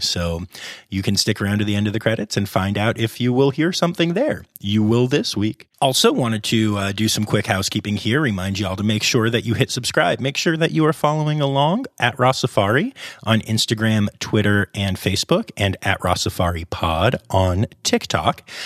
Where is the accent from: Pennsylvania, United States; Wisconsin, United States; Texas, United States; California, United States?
Pennsylvania, United States; Harrisburg; also born or lived in Philadelphia, Pennsylvania; I grew up in the Harrisburg area, and I live down by Philly now.